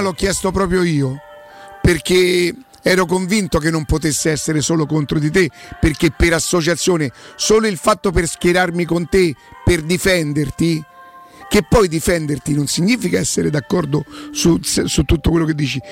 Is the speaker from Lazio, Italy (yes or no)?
yes; Rome, Lazio, Italy; Io sono di Roma, mica che vengo da un'altra parte e mi devo adattare